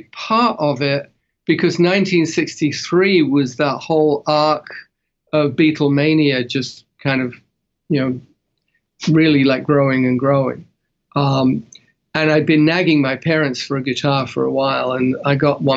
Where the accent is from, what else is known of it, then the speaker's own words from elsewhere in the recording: London, United Kingdom; accent: Cockney; now in Los Angeles, United States; I grew up in London, in the East End, which technically makes me a Cockney, but grew up in suburban North London